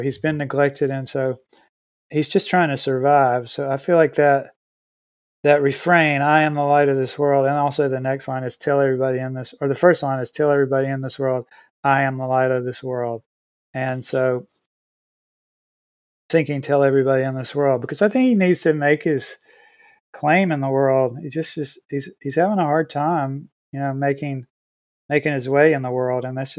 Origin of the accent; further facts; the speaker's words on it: Siler City, North Carolina, United States; born there; I was born in Siler City.